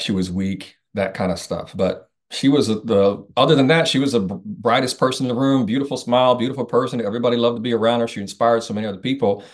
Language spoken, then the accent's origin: English; Indiana, United States; I'm originally from Indiana